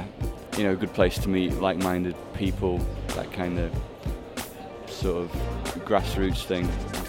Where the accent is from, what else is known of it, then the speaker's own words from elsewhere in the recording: Sheffield, Yorkshire and the Humber, United Kingdom; I'm from a band called … I'm from Sheffield in the UK.